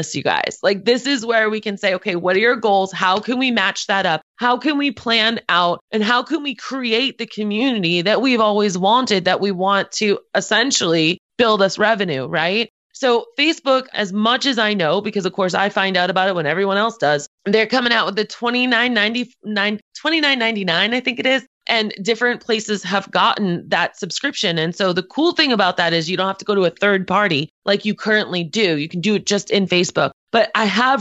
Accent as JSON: {"language": "English", "town": "Boston", "region": "Massachusetts", "country": "United States", "moved": "yes", "said": "I'm originally from Boston"}